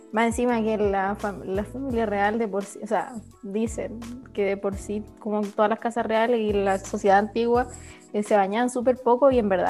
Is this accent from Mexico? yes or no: no; Chile; soy chilena